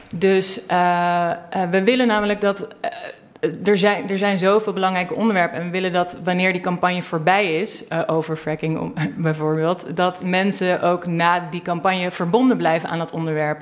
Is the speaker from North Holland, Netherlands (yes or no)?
yes; Amsterdam, North Holland, Netherlands; also born or lived in Achterhoek, Netherlands / Baltimore, United States; En ik woon sinds ik acht ben in Amsterdam. Dus ik nou, voel, me voorwaardig Amsterdammer.